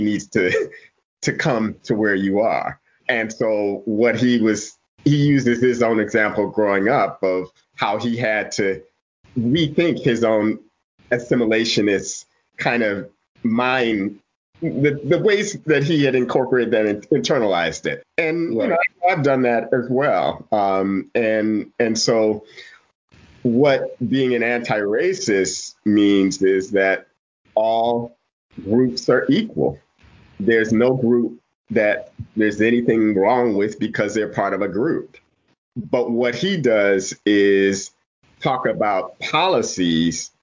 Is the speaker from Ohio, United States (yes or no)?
yes; Toledo, Ohio, United States; I'm from Toledo.